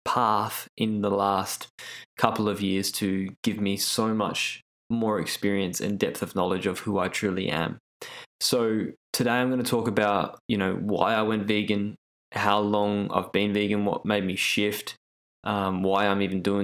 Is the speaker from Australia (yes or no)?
yes; Australia; I grew up in Australia